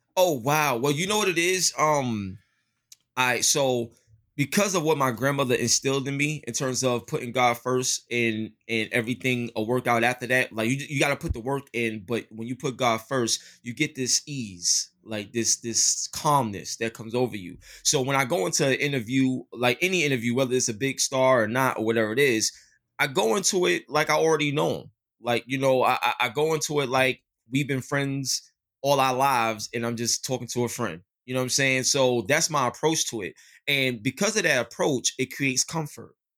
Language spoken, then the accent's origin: English; New York City, New York, United States; I grew up in East New York, Brooklyn